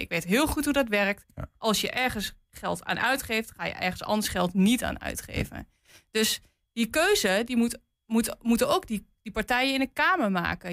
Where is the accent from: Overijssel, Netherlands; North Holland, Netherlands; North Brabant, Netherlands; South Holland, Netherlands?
Overijssel, Netherlands; Twente; ik kom uit Twente en in Twente zeggen we wel eens achter Amersfoort gaat het licht uit